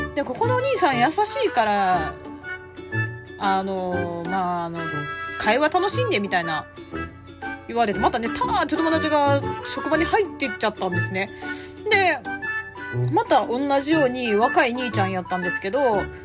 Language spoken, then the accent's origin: Japanese; Osaka, Japan; 私大阪人なんで